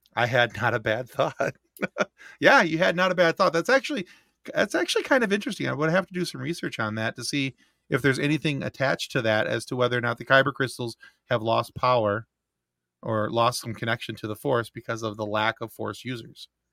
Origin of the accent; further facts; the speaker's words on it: Michigan, United States; we're from Michigan